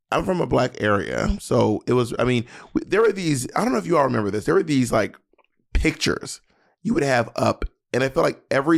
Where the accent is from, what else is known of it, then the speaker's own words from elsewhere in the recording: the South, United States; I am from the South